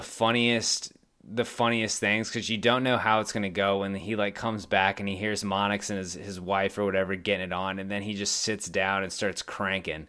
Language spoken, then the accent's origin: English; San Antonio, Texas, United States; my hometown, San Antonio Spurs